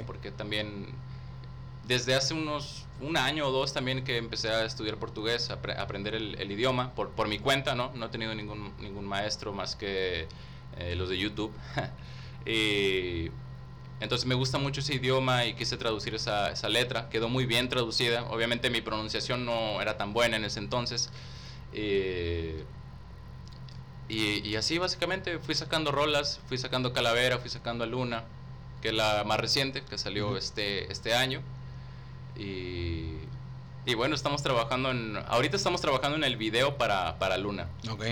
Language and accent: Spanish; Río Bravo, Tamaulipas, Mexico; Yo nací en Río Bravo, güey. En Río Bravo, Tamaulipas.